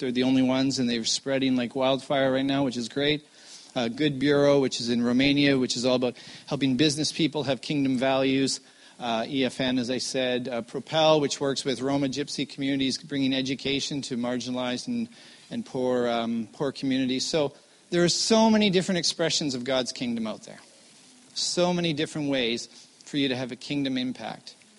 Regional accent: Vancouver, British Columbia, Canada; I am born and raised in Vancouver

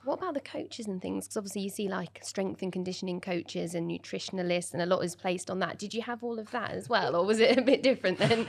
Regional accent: Norwich, East of England, United Kingdom; I'm from Norwich and we're from Norwich

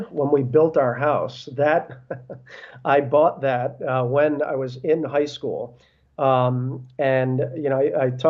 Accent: Brooklyn, New York, United States; born there; so I was born in Brooklyn. My parents are from Brooklyn.

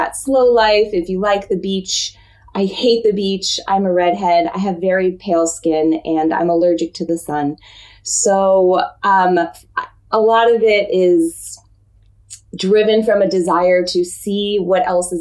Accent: Florida, United States; moved away as an adult; also born or lived in New York / San Francisco; now in Tokyo, Japan; I was born in New York and I lived there for the first 9 years of my life. So I will always claim to be a New Yorker. And then my family moved me down to Florida when I was younger, and I lived in Florida up until I graduated from university

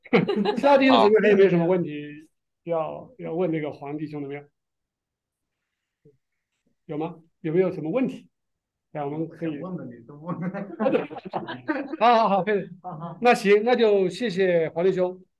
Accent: Shenzhen, Guangdong, China; moved away; 我也是深圳的啊。

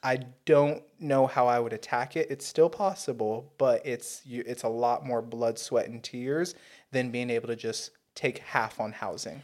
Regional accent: United States; We're both American.

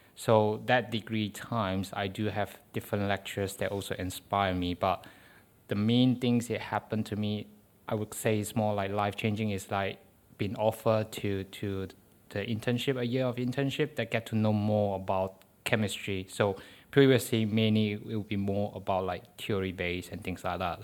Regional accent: Malaysia; first language Chinese; English is a second language; moved away as an adult; now in United Kingdom; Malay is our national language. So, because my mother tongue is Chinese

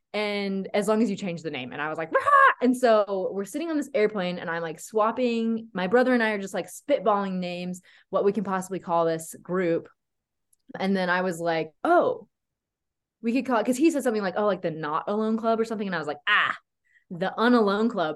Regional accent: Tennessee, United States; moved away as an adult; also born or lived in Colorado Springs; now in Utah, United States; I'm from Tennessee.

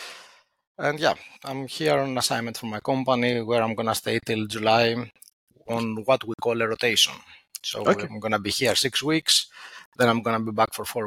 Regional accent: Athens, Attica, Greece; moved away as an adult; also born or lived in northern Greece; now in Netherlands; I was born and raised in Athens

